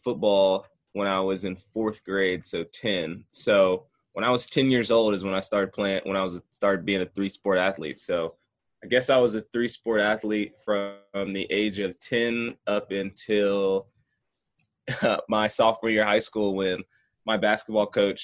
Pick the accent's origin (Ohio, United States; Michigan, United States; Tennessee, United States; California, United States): Tennessee, United States; Franklin; also born or lived in Maryland; born and raised in Franklin, Tennessee